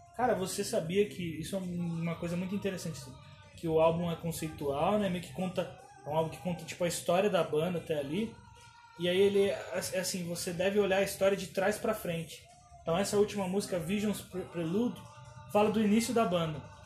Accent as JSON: {"language": "Portuguese", "region": "São Paulo", "country": "Brazil", "tie": "born or raised there", "said": "lá na, na freguesia do Ó, onde eu cresci"}